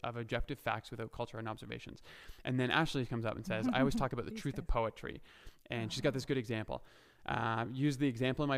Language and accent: English; Canada; I'm Canadian, so first of all, I'm not American